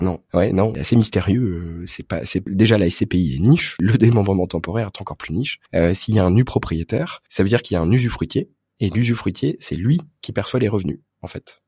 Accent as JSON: {"language": "French", "region": "Brittany", "country": "France", "said": "même si je suis breton"}